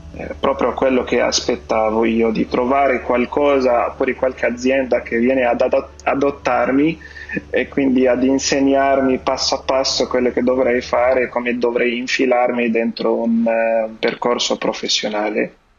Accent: Lebanon; Italian is a second language; moved away as an adult; now in Italy; Io vengo dal Libano

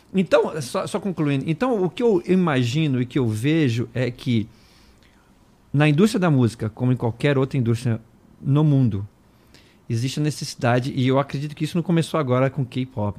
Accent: Brasília, Federal District, Brazil; moved away; me tiraram de Brasília, eu sou o único que não sou de São Paulo

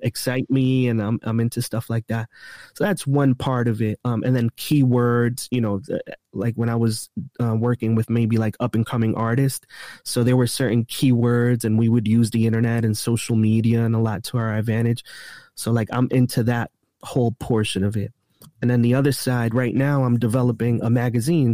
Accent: East Coast, United States; I'm from the East Coast, so I could get around the East Coast really quick

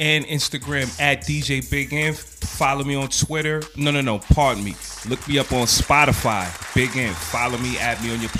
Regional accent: New York City, New York, United States; I'm from the Boogie Down.

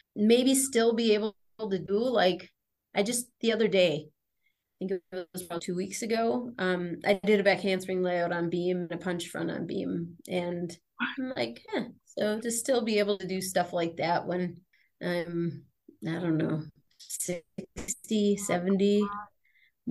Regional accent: Wisconsin, United States; moved away as an adult; also born or lived in Minnesota / Kentucky / Los Angeles / North Dakota; now in Colorado, United States; Wisconsin, Minnesota, because that's where I grew up and that's where my heart is

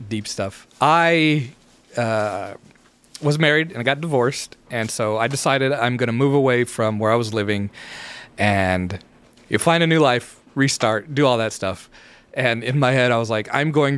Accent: United States; I'm American

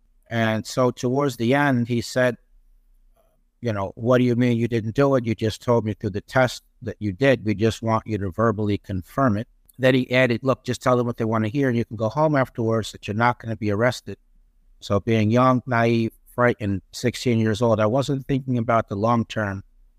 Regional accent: Peekskill, New York, United States; also born or lived in North Tarrytown; I was born in North Tarrytown, which, of course, later became known as Sleepy Hollow. I grew up in Peekskill, New York, which is in Westchester County, New York. So it was the suburbs, population of approximately 25,000 people.

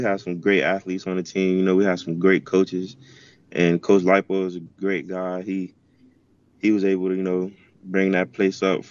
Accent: Miami, Florida, United States; moved away as an adult; also born or lived in Utah / Kansas; Growing up in Miami

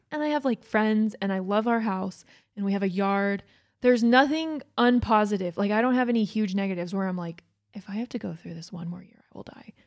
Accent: Georgia, United States; now in Utah, United States; I grew up in Georgia

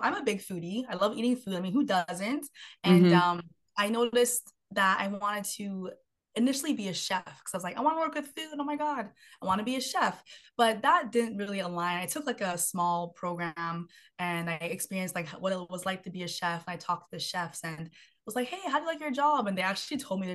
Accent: Vancouver, British Columbia, Canada; I'm from Vancouver, BC, Canada

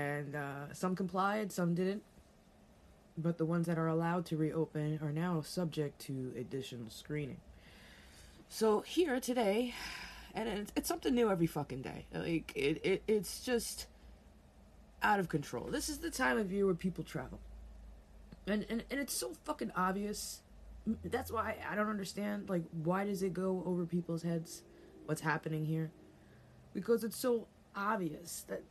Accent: New York, United States; being a New Yorker, I was born and raised here. I grew up here

